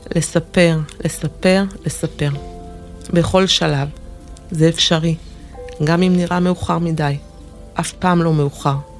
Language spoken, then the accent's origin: Hebrew; Jerusalem, Jerusalem District, Israel; נולדתי בירושלים, לזוג הורים אוהב